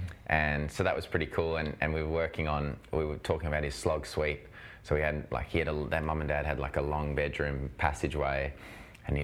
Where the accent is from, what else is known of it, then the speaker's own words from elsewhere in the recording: South Africa; now in Australia; I was born and raised in South Africa, in a big tennis family.